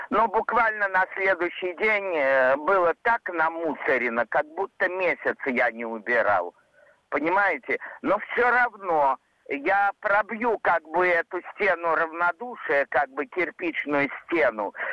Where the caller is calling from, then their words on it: Kaluga, Kaluga Oblast, Russia; из Калуги.